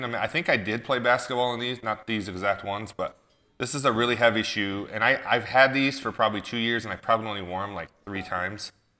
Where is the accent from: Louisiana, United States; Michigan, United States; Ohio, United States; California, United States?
Michigan, United States; my home state, Michigan, Detroit.